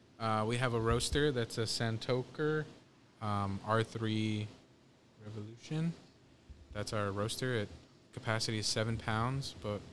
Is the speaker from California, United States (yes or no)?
yes; Pico Rivera, California, United States; Personally, I grew up in the Pico Rivera Montebello area.